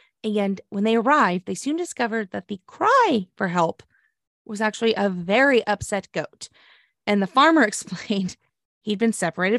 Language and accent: English; Oklahoma, United States; Police in my home state of Oklahoma responded this week